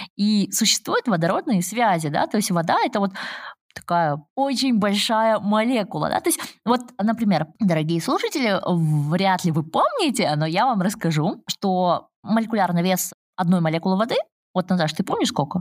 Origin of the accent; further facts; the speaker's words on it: Almaty, Kazakhstan; я как химик родом из Алматы